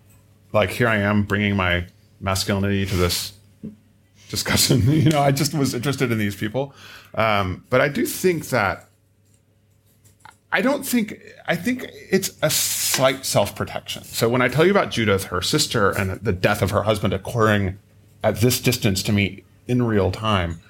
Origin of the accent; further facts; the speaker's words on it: United States; I'm American